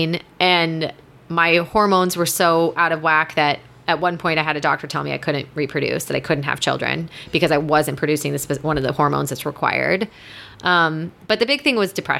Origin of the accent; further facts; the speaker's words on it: Midwest, United States; Obviously I'm from the Midwest. I grew up on box macaroni and cheese